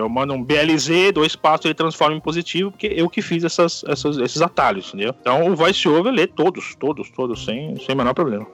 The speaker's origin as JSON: {"language": "Portuguese", "region": "São Paulo", "country": "Brazil", "said": "sou de São Paulo, São Paulo Capitólio"}